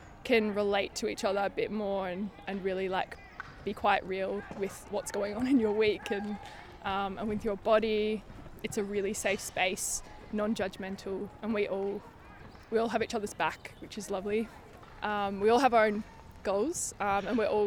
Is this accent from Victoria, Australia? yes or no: yes; Melbourne, Victoria, Australia; now in London, United Kingdom; I live in Dalston in Hackney, but I'm originally from Melbourne, Australia.